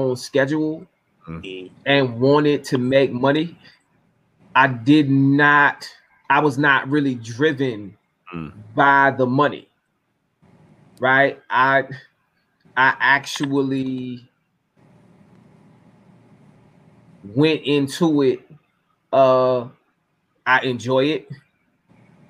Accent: Norfolk, Virginia, United States; my hometown, in Norfolk, Virginia

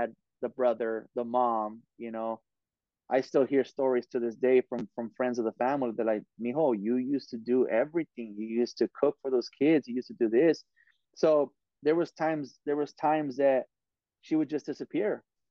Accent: Oxnard, California, United States; I went to every single school there was in Oxnard, you know, and I'm from Oxnard

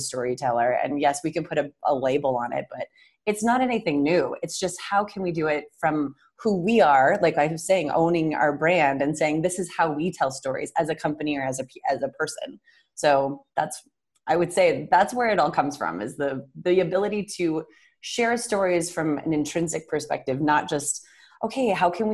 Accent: Western New York, United States; I'm from Western New York

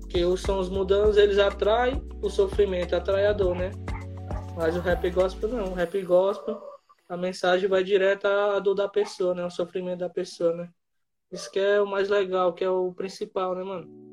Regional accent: Sobral, Ceará, Brazil; also born or lived in Fortaleza; eu me criei aqui em Sobral

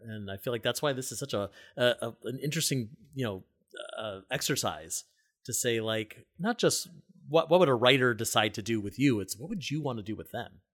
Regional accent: Cleveland Heights, Ohio, United States; now in New York City, United States; I grew up in Cleveland Heights and South Euclid

